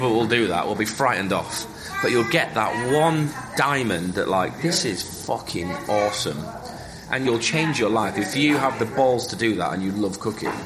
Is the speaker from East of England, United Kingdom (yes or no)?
no; Leeds, Yorkshire and the Humber, United Kingdom; I grew up on Sunday roasts in the arsehole of Leeds with my grandparents and my parents